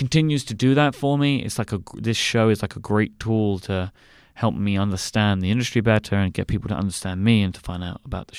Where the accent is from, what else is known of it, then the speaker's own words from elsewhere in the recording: United Kingdom; I have a great benefit that I'm British, and you'll probably ask me a question about this, so I won't go into it anymore.